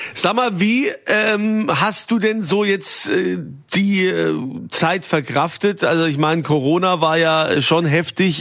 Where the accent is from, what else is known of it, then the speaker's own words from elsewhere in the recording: Rhineland-Palatinate, Germany; bei uns in Rheinland-Pfalz